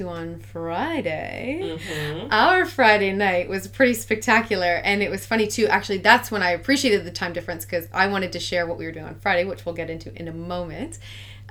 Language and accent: English; Haliburton, Ontario, Canada; moved away as an adult; also born or lived in London, England / Australia; well, I'm from Haliburton